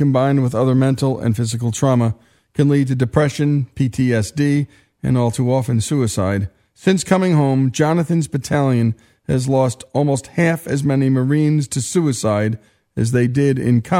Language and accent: English; New Jersey, United States; I'm from New Jersey.